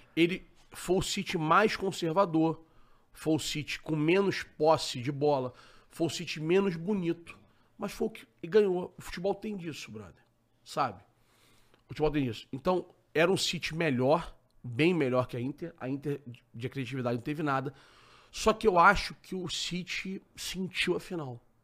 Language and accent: Portuguese; Rio de Janeiro, Brazil; eu sou carioca